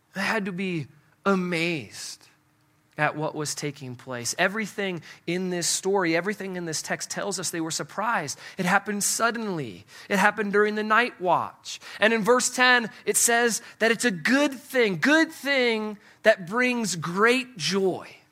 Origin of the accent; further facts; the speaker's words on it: Midwest, United States; I'm from the Midwest